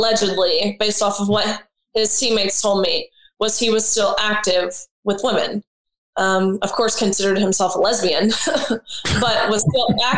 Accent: Tennessee, United States; We're from Tennessee

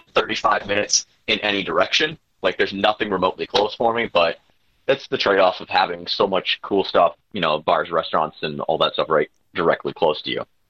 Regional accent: Wisconsin, United States; I grew up in Gwinnett, Wisconsin, so having Door County as my back door

